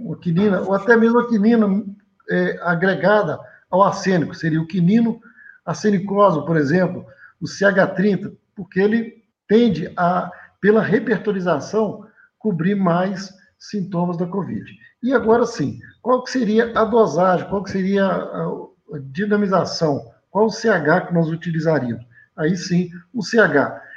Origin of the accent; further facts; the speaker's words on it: Leopoldina, Minas Gerais, Brazil; Eu sou natural de Leopoldina